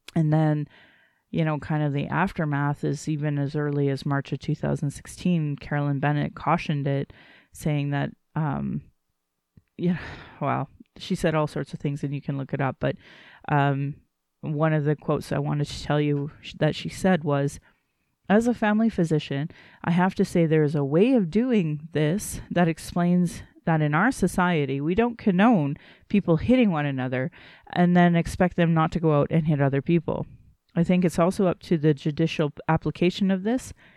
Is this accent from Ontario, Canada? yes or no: no; Calgary, Alberta, Canada; I was born in Calgary